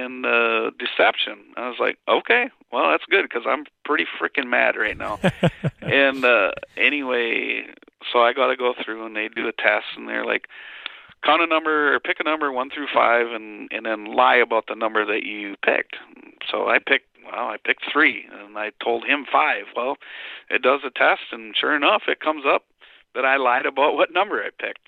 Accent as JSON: {"language": "English", "region": "Wisconsin", "country": "United States", "said": "I'm a farmer from Wisconsin"}